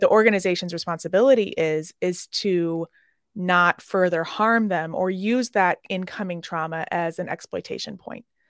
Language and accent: English; Chicago, Illinois, United States; I'm from Chicago